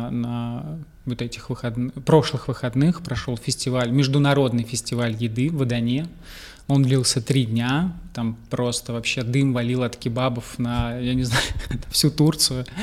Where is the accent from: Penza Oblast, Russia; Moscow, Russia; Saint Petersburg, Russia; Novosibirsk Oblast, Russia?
Moscow, Russia; now in Mersin, Turkey; я приехал из Москвы, долгое время жили в Москве